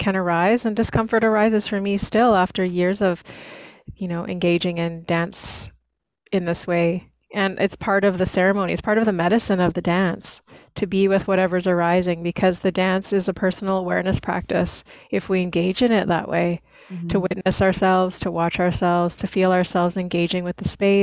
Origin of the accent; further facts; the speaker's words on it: Lockport, Manitoba, Canada; moved away as an adult; also born or lived in Tofino, British Columbia; now in Cowichan Valley, Canada; I grew up in Manitoba